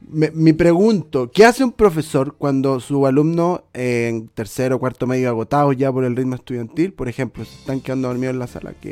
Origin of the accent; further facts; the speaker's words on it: Lota, Biobío, Chile; y me huele a mí porque digo que soy de Lota, weón.